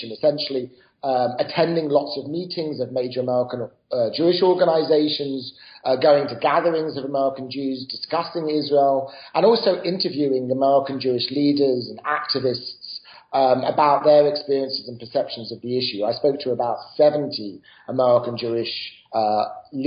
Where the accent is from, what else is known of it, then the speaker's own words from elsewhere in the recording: United Kingdom; moved away as an adult; now in United States; I grew up in Britain